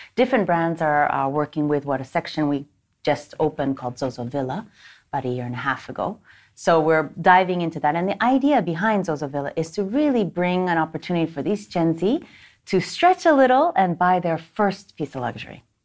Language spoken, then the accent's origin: English; Japan; moved away as an adult; also born or lived in United States / Stockholm, Sweden; I was born and raised here in Japan. I'm half Japanese, half American